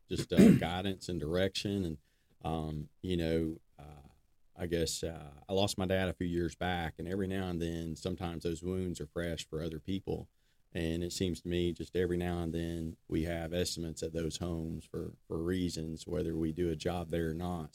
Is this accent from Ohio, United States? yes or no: no; Decatur, Alabama, United States; I was born in Decatur, Alabama. Been uh, been here my whole life.